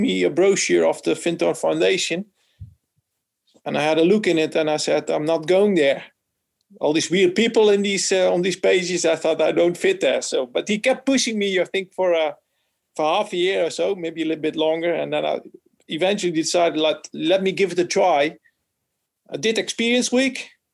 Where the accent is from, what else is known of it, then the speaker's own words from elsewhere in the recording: Netherlands; I'm from the Netherlands